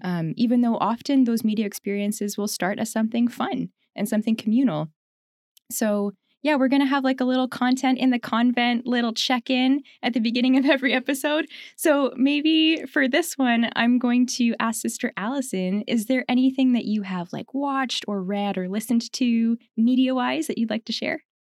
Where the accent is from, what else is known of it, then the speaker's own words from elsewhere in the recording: Ontario, Canada; also born or lived in Winnipeg, Manitoba; I grew up there in Ontario